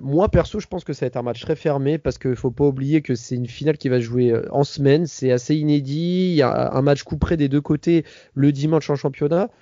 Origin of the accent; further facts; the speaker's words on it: Paris, Île-de-France, France; je suis parisien